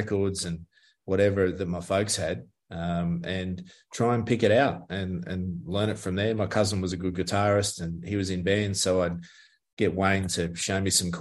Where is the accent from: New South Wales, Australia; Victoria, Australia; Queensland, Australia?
New South Wales, Australia; Richmond; now in Melbourne, Australia; I was playing at a pub one night in Richmond in my hometown in the Hawkesbury